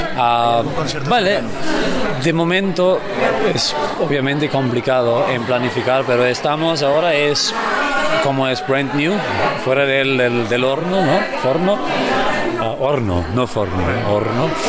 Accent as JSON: {"language": "Spanish", "country": "Austria", "second_language": "Spanish", "moved": "as an adult", "lives_now": "Barcelona, Spain", "said": "yo soy de Austria"}